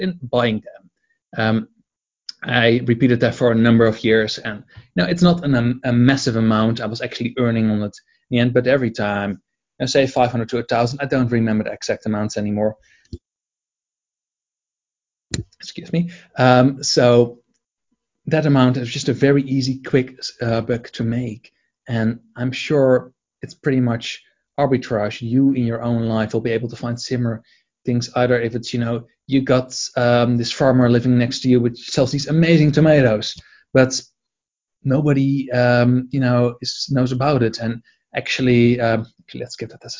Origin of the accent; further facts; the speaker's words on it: Edinburgh, Scotland, United Kingdom; here in my hometown, Edinburgh